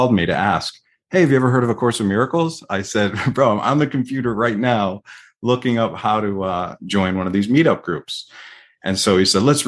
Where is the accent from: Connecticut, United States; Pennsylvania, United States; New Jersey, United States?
Connecticut, United States; Cromwell; moved away as an adult; now in Nevada, United States; I grew up in Connecticut. I spent the first 40 years of my life in Connecticut